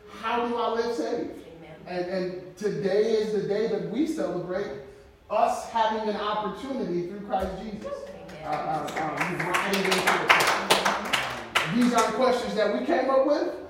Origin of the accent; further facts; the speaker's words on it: Flint, Michigan, United States; now in Casper, United States; I'm from Flint, Michigan, so I'm affiliated with the Michigan Southwest Jurisdiction Number 5.